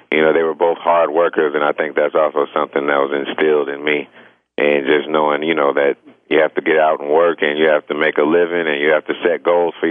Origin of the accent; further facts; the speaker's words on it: Champaign, Illinois, United States; Man, I was uh, loving music ever since my my parents introduced them, introduced it to me. You know, they were in college at the University of Illinois.